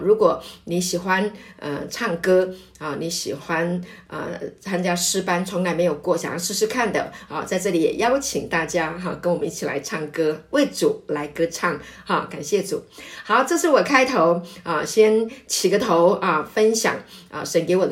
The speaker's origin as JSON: {"language": "Chinese", "country": "Taiwan", "said": "我是本省人"}